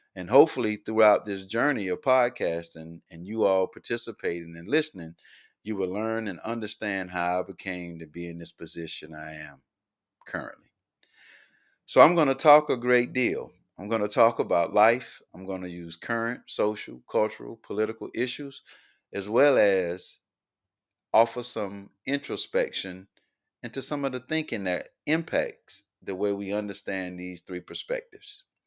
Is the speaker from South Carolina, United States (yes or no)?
yes; Columbia, South Carolina, United States; Born and raised in Columbia, South Carolina